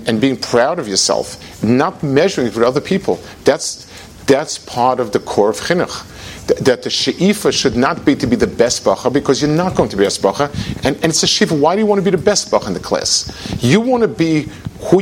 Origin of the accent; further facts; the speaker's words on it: United States; I'm from America